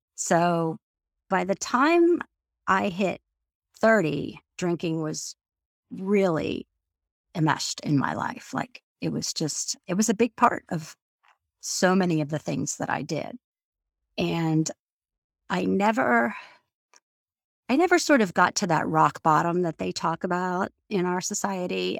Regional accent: Florida, United States; moved away as an adult; also born or lived in New York City / Washington, D.C.; now in Maryland, United States; I grew up in Florida and after I graduated college, I lived in New York City for about seven and a half years

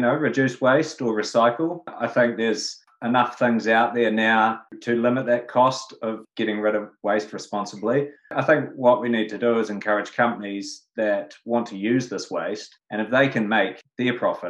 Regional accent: Queenstown, Otago, New Zealand; I grew up in Queenstown in the mountains

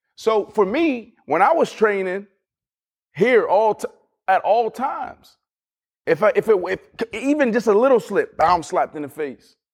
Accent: Pittsburgh, Pennsylvania, United States; I'm from Pittsburgh, Pennsylvania, blue collar, kinda same type of upbringing

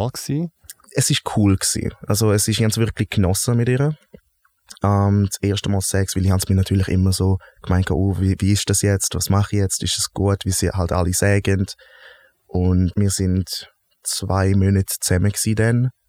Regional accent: Graubünden, Switzerland; Wo bist du aufgewachsen? Bündnerland, Zielands.

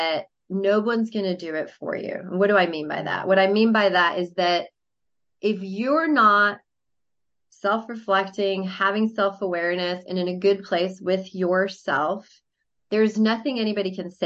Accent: Mexico City, Mexico; moved away; because I'm from Mexico City.

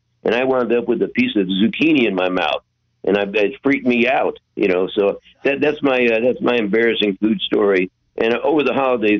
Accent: Louisville, Kentucky, United States; now in San Francisco, United States; I came from Louisville, Kentucky, and I wound up in San Francisco.

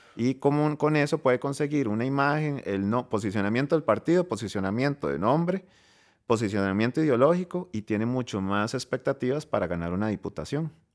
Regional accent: Costa Rica; voy a hablar como costarricense

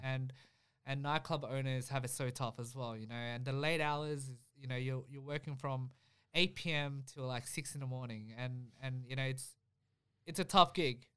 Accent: Melbourne, Victoria, Australia; we grew up in Spring Vale, so, you know, the food that we, we grew up eating was very, you know, Vietnamese

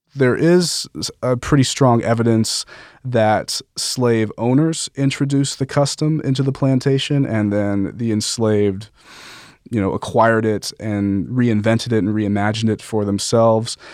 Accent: Las Vegas, Nevada, United States; I'm from Las Vegas

